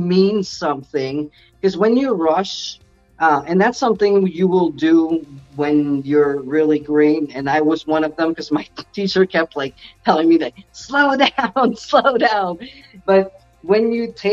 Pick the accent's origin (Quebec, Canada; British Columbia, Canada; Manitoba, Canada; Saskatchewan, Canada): Quebec, Canada; moved away; also born or lived in Ontario; I was originally from Quebec, but I went to the province of Ontario and I went elsewhere